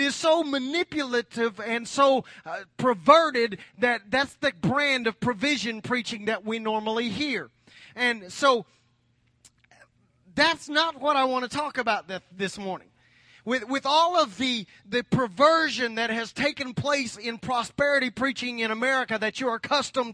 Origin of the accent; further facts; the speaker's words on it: United States; as American Christians